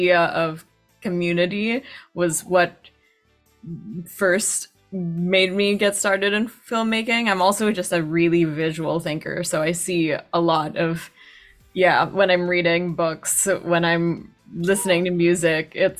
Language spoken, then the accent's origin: English; Metro Manila, Philippines; moved away as an adult; now in New York, United States; from the Philippines originally. That's where I was born. That's where I grew up.